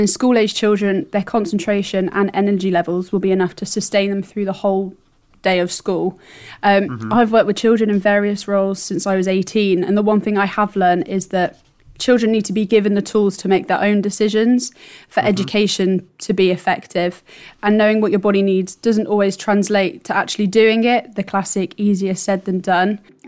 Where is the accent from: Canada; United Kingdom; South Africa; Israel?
United Kingdom; East of England; Yeah, so I grew up nearby to Berkhamsted. I grew up in Cambridgeshire, and I went to an independent school in the area.